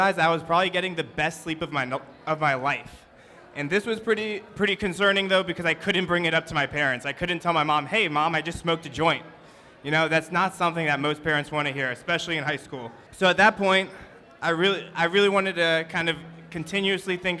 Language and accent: English; Northern Virginia, United States; I grew up actually in Northern Virginia